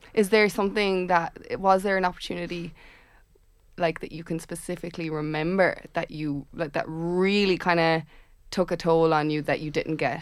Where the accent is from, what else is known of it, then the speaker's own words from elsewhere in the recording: Tipperary, Munster, Ireland; I'm from Tipperary